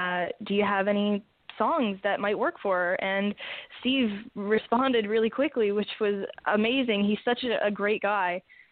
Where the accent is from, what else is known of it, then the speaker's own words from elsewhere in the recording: Toronto, Ontario, Canada; Yeah, you could go into anywhere and be like, yeah, I'm from Toronto.